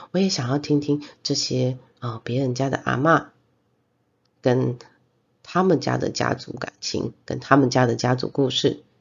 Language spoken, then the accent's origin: Chinese; Zhongliao, Nantou County, Taiwan; 我们的故乡是在南投的中寮